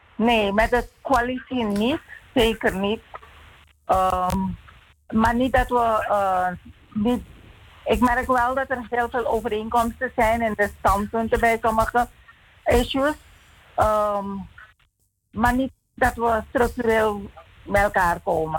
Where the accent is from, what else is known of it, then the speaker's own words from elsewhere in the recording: Suriname; als Surinamer